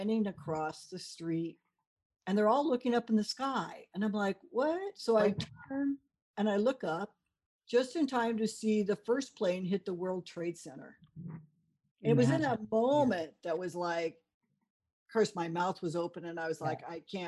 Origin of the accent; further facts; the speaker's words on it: South Bay area, California, United States; moved away as an adult; also born or lived in New York; I'm originally from California. I was a surfer girl. I went to UCSB. I grew up in the South Bay area